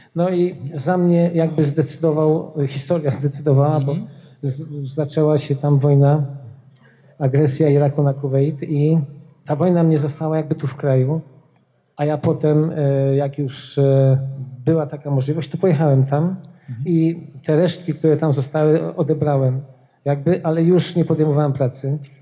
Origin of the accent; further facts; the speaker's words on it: Poznań, Greater Poland, Poland; moved away; also born or lived in Wrocław; ja jestem z Poznania